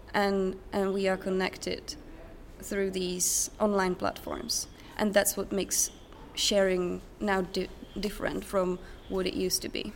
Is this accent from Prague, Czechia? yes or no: no; Otěchov, south of Brno, South Moravian Region, Czechia; also born or lived in England / Norway; now in Sweden; I come from a tiny village called Otěchov. Uh, it's south of Brno